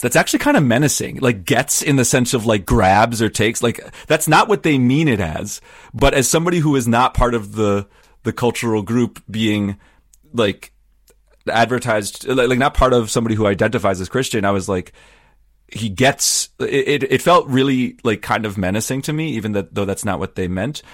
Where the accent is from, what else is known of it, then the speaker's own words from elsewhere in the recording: Wisconsin, United States; I grew up in Wisconsin where there's lots of Lutherans